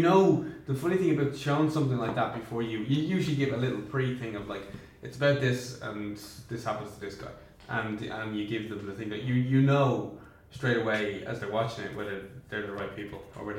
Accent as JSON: {"language": "English", "country": "Ireland", "said": "am I an Irish filmmaker or am I a filmmaker that happens to be Irish?"}